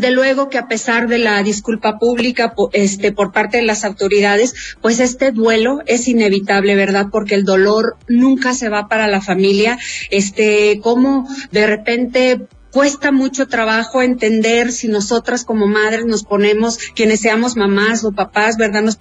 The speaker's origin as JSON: {"language": "Spanish", "country": "Mexico", "said": "como mexicanos"}